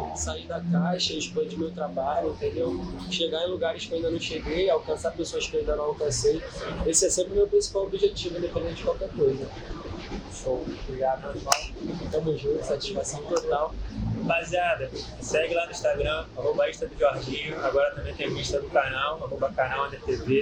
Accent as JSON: {"language": "Portuguese", "region": "Rio de Janeiro", "country": "Brazil", "said": "primeira vez que eu saí do Rio"}